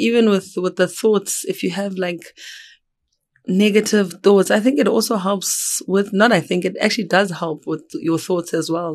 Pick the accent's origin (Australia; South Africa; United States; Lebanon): South Africa; Johannesburg, Gauteng; also born or lived in Eastern Cape; I am originally from the Eastern Cape. I grew up in Johannesburg